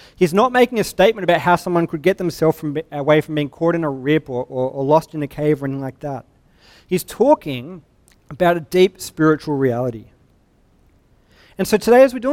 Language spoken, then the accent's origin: English; Sydney, New South Wales, Australia; I'm from Sydney. We've got actual waves